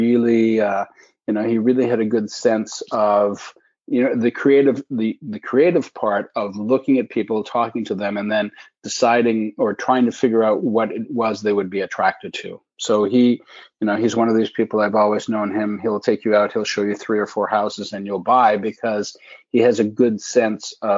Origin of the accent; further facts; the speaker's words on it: Alberta, Canada; moved away as an adult; also born or lived in Eugene, Oregon / Montreal; now in Toronto, Canada; I was raised out in Alberta